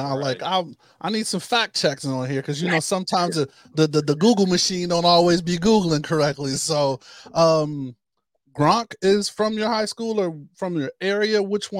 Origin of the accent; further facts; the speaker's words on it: Ohio, United States; kind of growing up in the Ohio area